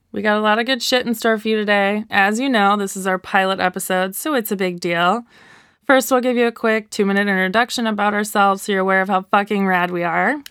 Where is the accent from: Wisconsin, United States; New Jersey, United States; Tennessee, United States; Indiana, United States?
Wisconsin, United States; moved away as an adult; now in Portland, United States; I'm from Wisconsin. I moved to Portland about a year ago